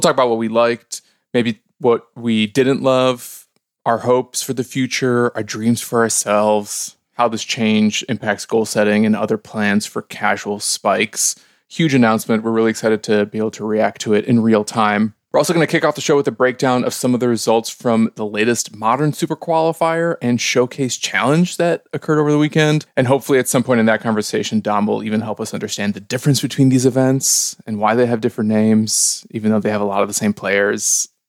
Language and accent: English; Skokie, Illinois, United States; the New York Times told me that I grew up in Skokie, Illinois